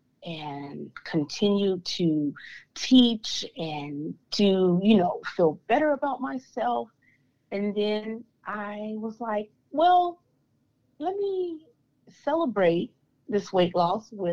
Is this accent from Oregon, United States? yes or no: no; Stockton, California, United States; So I was born and raised in Stockton, California